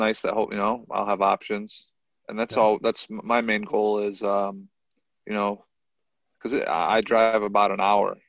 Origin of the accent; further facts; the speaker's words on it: Watertown, Connecticut, United States; also born or lived in Torrington, Connecticut / South Carolina; I was born in Connecticut, raised in Connecticut.